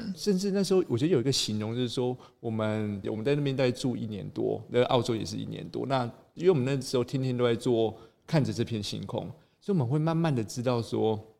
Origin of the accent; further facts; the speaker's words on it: Taipei, Taiwan; also born or lived in New Zealand; 我是一个城市的小孩，我是台北长大的小孩